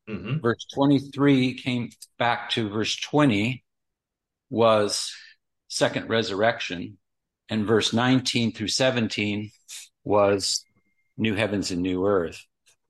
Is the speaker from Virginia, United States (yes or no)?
no; Pasadena, California, United States; growing up in Pasadena